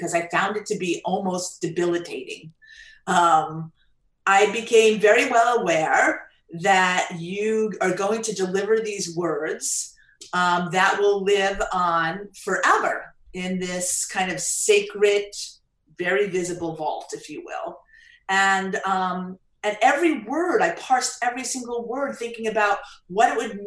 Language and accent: English; Long Island, New York, United States; I grew up in Long Island.